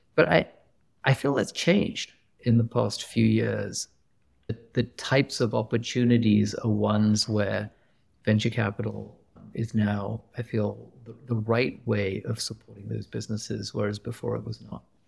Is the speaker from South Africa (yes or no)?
no; England, United Kingdom; moved away as an adult; also born or lived in Pakistan; now in Silicon Valley, United States; I grew up in England.